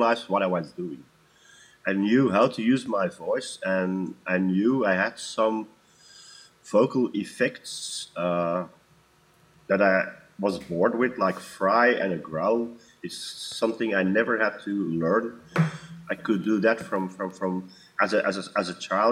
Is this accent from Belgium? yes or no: yes; Antwerp, Flanders, Belgium; now in Wechter, Belgium; born and raised in Antwerp, in Belgium. Now currently living in Wechters, also in Belgium